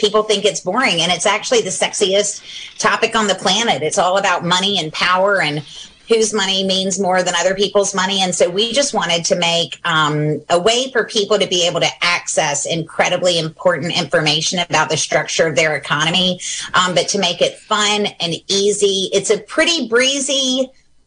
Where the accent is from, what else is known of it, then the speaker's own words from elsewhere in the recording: Raleigh, North Carolina, United States; I grew up in North Carolina.